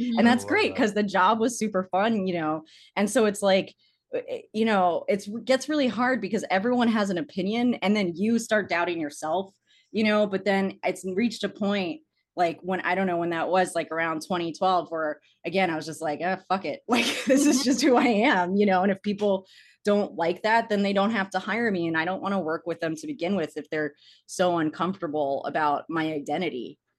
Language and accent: English; Arlington, Virginia, United States; like when I went to Chapman and I moved there from Arlington, Virginia